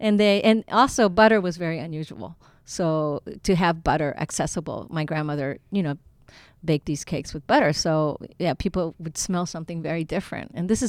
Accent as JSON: {"language": "English", "region": "Kanto", "country": "Japan", "said": "I come from the Kanto region where we eat a lot of soba noodles. Noodles could be very regional in Japan, and some people prefer udon over soba."}